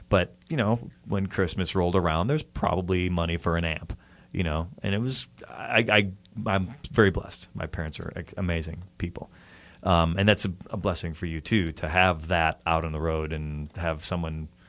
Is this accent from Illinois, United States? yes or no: yes; outside of Chicago, Illinois, United States; now in Pasadena, United States; I grew up outside of Chicago in like a suburban type area with a lot of cornfields